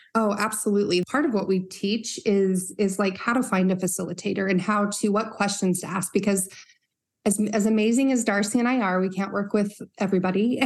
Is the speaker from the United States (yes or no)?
yes; Northern Utah, United States; growing up in Northern Utah